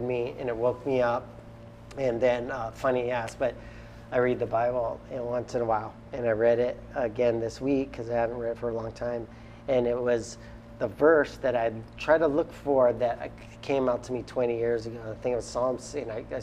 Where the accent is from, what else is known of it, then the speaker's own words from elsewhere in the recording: Kauai, Hawaii, United States; we're also from Kauai